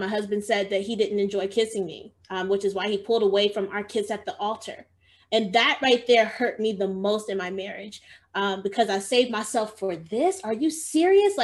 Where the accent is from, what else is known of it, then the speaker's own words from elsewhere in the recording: Georgia, United States; moved away as an adult; also born or lived in Chicago, Illinois; I moved from Georgia. That's where I was born and raised, and I moved to Chicago